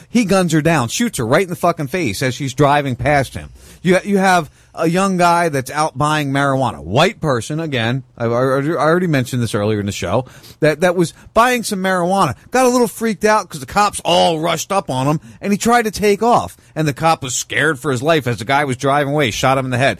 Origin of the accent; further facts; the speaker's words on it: Punta Gorda, Florida, United States; my hometown? Uh, in Punta Gorda, Florida